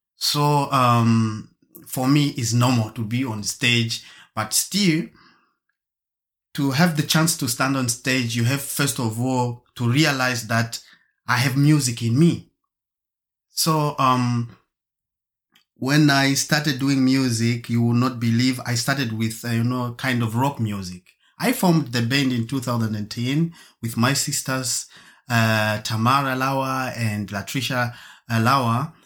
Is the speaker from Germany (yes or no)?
yes; Germany; also born or lived in Zambia / Marburg; I was born in Zambia and grown up in Germany.